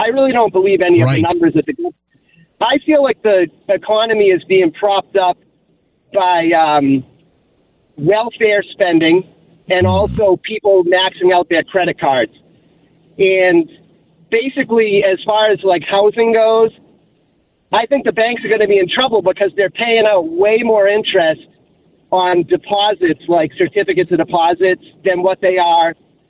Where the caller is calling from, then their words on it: Massachusetts, United States; So I'm calling from Massachusetts.